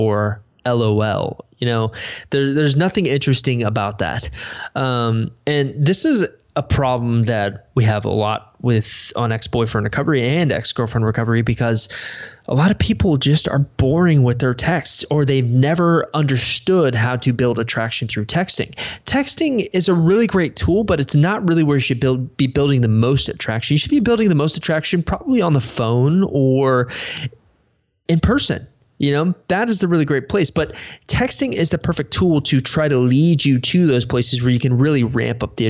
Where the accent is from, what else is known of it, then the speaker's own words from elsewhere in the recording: United States; I'm about as American as you can get